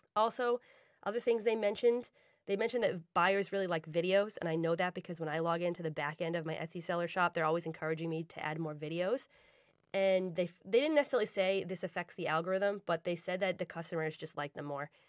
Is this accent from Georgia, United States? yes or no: no; Boston, Massachusetts, United States; I'm from Boston